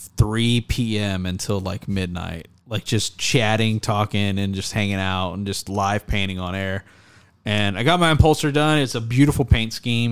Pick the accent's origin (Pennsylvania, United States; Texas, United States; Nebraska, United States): Texas, United States; I'm from Texas